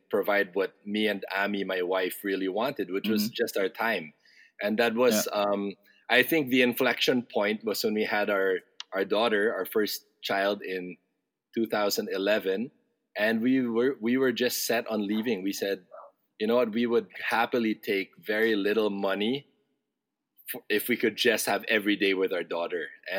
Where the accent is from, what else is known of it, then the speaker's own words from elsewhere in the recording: Hong Kong; also born or lived in Singapore; I grew up abroad in Hong Kong and Singapore as a kid.